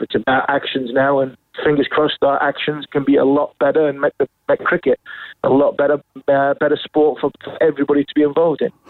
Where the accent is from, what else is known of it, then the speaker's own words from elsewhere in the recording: England, United Kingdom; As an Englishman